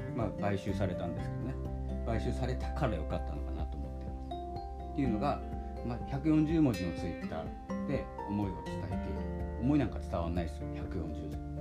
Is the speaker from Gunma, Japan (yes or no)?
no; Hokkaido, Japan; 私も北海道なんですけれども